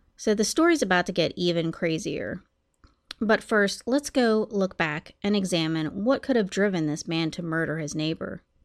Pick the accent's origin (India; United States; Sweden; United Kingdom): United States; also born or lived in Columbus, Ohio; My hometown is about an hour from Pittsburgh